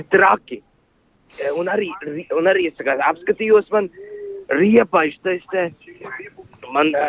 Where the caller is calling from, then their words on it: Riga, Latvia; Um, es no Rīgas